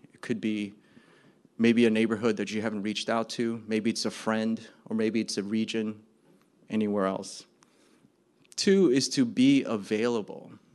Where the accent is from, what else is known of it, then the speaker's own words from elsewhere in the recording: New Jersey, United States; I'm from New Jersey